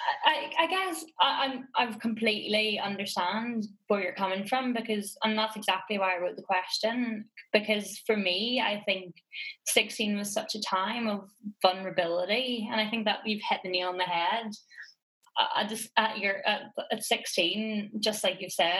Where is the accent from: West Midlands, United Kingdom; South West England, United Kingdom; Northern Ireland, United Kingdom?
Northern Ireland, United Kingdom; now in London, United Kingdom; growing up in Northern Ireland